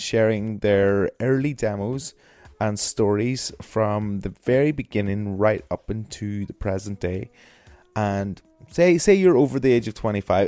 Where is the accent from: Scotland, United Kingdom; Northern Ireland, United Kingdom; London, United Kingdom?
Northern Ireland, United Kingdom; Northern Irish; now in Brighton, United Kingdom; I am a Northern Irish music nerd